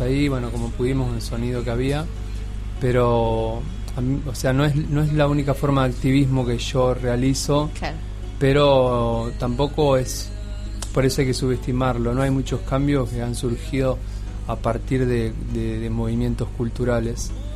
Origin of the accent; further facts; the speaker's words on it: Argentina; la mayoría somos argentinos